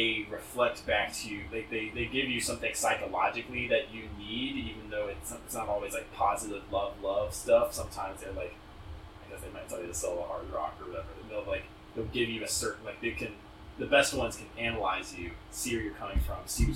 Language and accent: English; United States; as somebody who went to high school in America